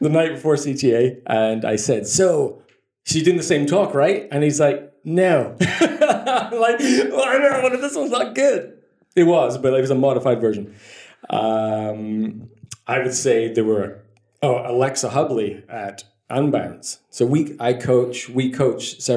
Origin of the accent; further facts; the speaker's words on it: Scotland, United Kingdom; moved away; also born or lived in Dublin; I grew up in Scotland